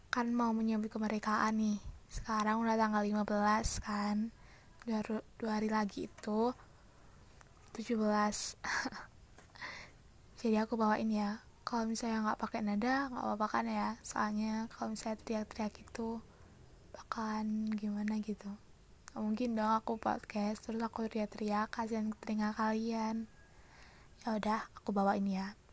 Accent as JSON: {"language": "Indonesian", "town": "Malang", "region": "East Java", "country": "Indonesia", "said": "asal aku Malang, umur aku 18 tahun."}